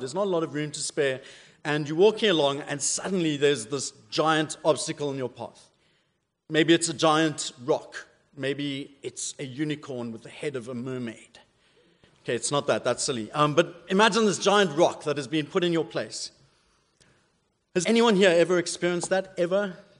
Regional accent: South Africa; accent: South African; moved away; my South African accent's a bit weird

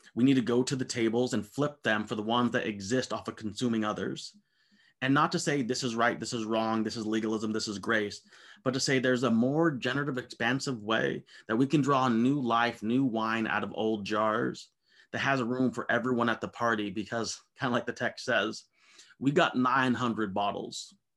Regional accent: United States; I'm an American

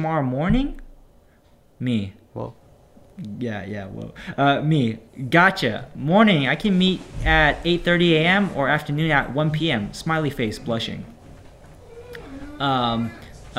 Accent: Bay Area, California, United States; moved away as an adult; also born or lived in Daly City, California; now in Los Angeles, United States; I'm from the Bay Area

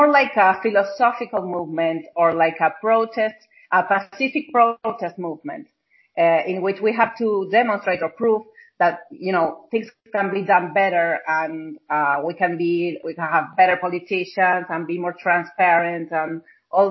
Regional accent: Mendoza, Argentina; I'm located in Mendoza, Argentina. It's Jorgelina's and my hometown

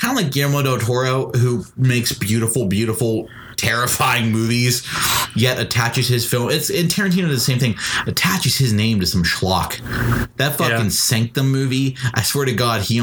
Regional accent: Ireland; as an Irishman

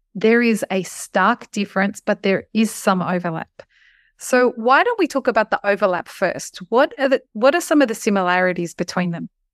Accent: Australia; as an Australian

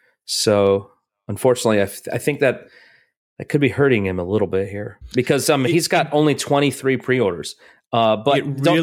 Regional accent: Rosemead, California, United States; I grew up in Rosemead, a suburb of Los Angeles, just outside of Pasadena.

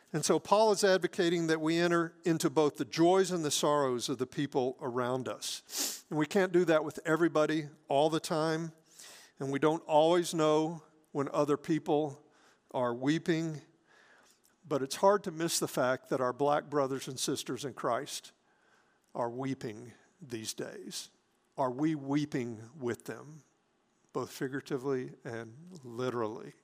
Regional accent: Hattiesburg, Mississippi, United States; when we were growing up in Hattiesburg

